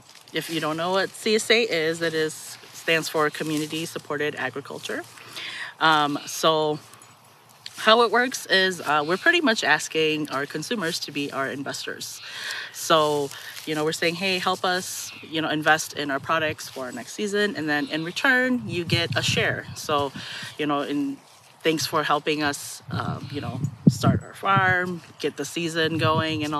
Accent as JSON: {"language": "English", "town": "St. Paul", "region": "Minnesota", "country": "United States", "tie": "born or raised there", "moved": "yes", "said": "I'm a Midwest native. I'm from St. Paul, Minnesota"}